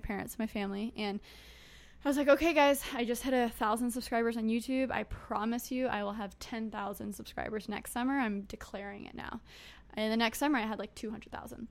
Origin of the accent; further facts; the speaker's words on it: United States; I was born in the United States